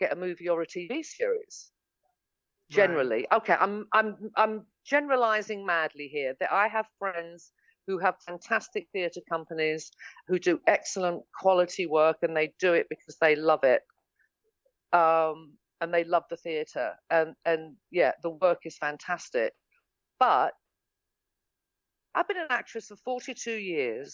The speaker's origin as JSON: {"language": "English", "region": "England", "country": "United Kingdom", "moved": "as an adult", "lives_now": "Los Angeles, United States", "said": "I'm English"}